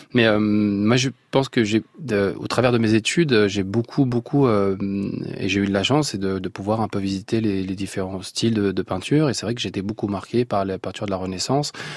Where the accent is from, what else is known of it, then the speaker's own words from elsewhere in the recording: Blida, Blida Province, Algeria; moved away; je suis né à Blida